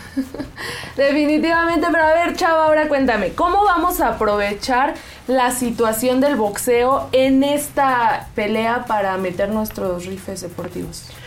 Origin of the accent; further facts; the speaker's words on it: Mexico; nos unió a todos como mexicanos